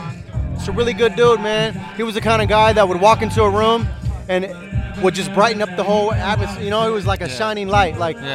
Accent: Rohnert Park, California, United States; also born or lived in Santa Rosa, California; I'm from Santa Rosa, but I was raised in Roanoke Park.

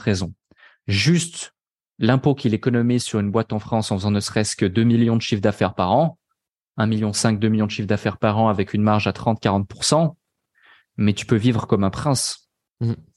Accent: Switzerland; now in Dubai, United Arab Emirates; je suis pas français. Euh, donc euh, je suis suisse

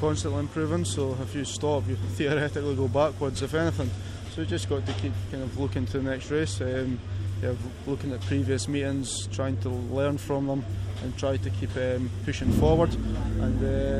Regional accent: Scotland, United Kingdom; Being Scottish

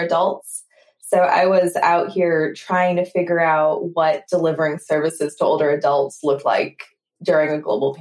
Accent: Maine, United States; moved away as an adult; also born or lived in Rockville, Maryland; now in Baltimore, United States; I grew up in Maine

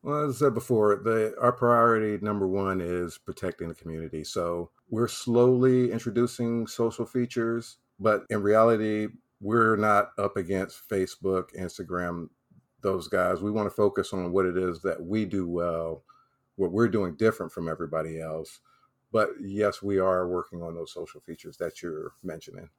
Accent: South Carolina, United States; moved away as an adult; also born or lived in Okinawa, Japan; now in Florida, United States; I was born and raised in South Carolina

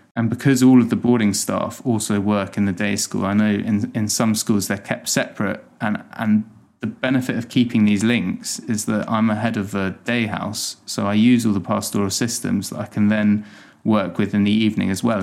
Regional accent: Hampshire, South East England, United Kingdom; also born or lived in Dorset / London; I was born and raised in Hampshire, and I went to school down in Dorset

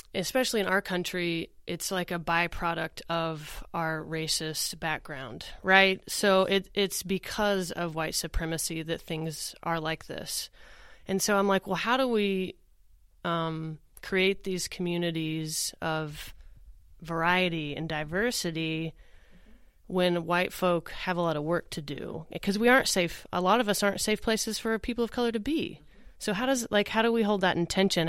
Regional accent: Oklahoma, United States; I grew up in the Methodist Church here in Oklahoma

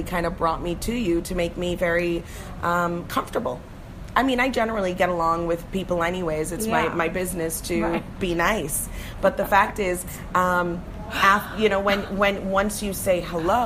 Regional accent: Manchester, New Hampshire, United States; moved away as an adult; now in Jamaica; I was born in Jamaica. I migrated with my family in, I think it was 1980. And I grew up in Manchester, New Hampshire

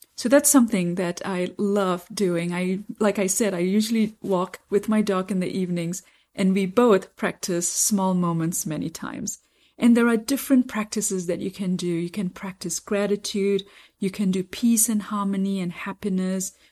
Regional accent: Kansas City, United States; I'm from Kansas City

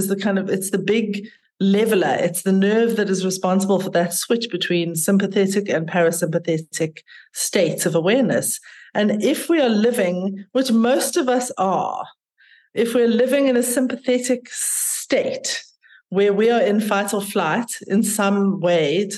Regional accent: South Africa; also born or lived in North of England / London; I grew up here in South Africa and had a very, very privileged, lucky childhood and life

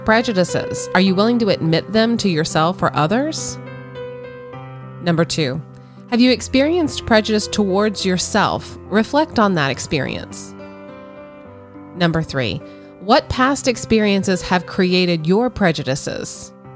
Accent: Florida, United States; both born and raised in Florida

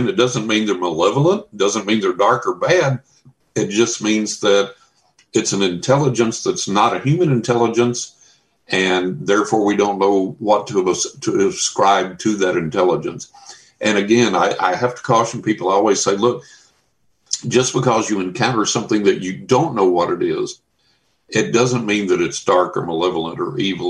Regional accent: Texas, United States; growing up in Texas

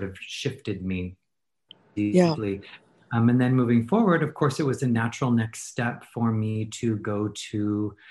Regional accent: Portland, Oregon, United States; moved away as an adult; also born or lived in Los Angeles; I grew up in Portland, Oregon

